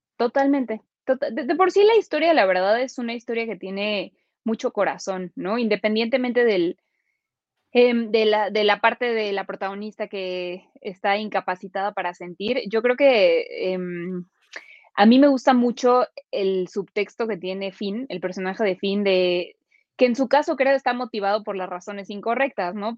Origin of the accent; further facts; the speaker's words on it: Mexico; nosotros somos mexicanos, ¿sabes? Nosotros, eh, y además los mexicanos tenemos una mentalidad muy particular